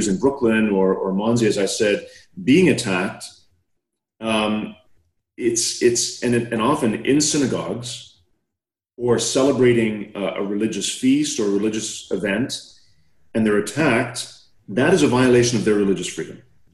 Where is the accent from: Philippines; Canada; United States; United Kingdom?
Canada; I'm a Canadian